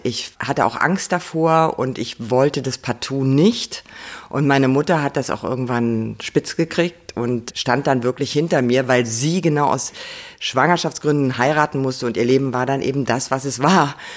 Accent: near Kassel, Hesse, Germany; moved away; Also ich war wirklich sehr verbunden mit dem Ort, wo ich groß geworden bin. Also draußen auf dem Land und dort gab es einen, der heißt Dörnberg. Da konnte man von Weimar aus hinlaufen

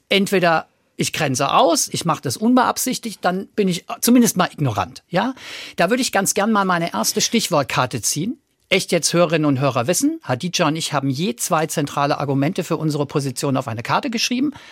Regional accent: Frankfurt, Hesse, Germany; Weiß, schon immer in Frankfurt, Deutsch, soweit der Stammbaum reicht

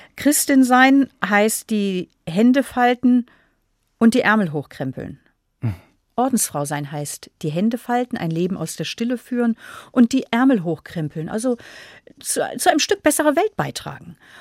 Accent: Northern Germany, Germany; moved away as an adult; also born or lived in Munich, Germany; now in Austria; als Norddeutsche

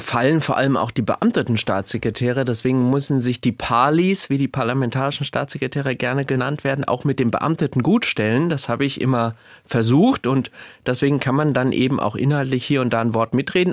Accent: Gelnhausen, Hesse, Germany; also born or lived in Frankfurt; ich bin ein heimatverbundener Mensch. Ich lebe unheimlich gerne im Kinzigtal in Gelnhausen

